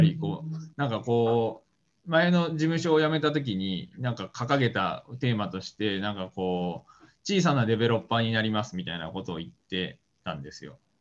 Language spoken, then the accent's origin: Japanese; Nagoya, Aichi, Japan; moved away as an adult; also born or lived in Tokyo / United States; 僕は名古屋生まれ、名古屋育ちで、まあ、大学まで名古屋。